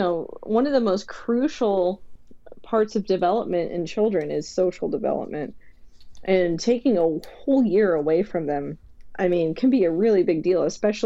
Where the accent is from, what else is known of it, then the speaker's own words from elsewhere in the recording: Bay Area, California, United States; I grew up in the Bay Area